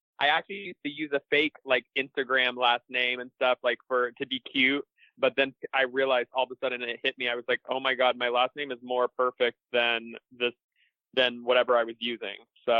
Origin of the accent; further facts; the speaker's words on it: Florida, United States; also born or lived in South; Yeah, so I grew up all over the South, kind of moved around just a little bit. But then I ended up in Florida, and that's kind of where I grew up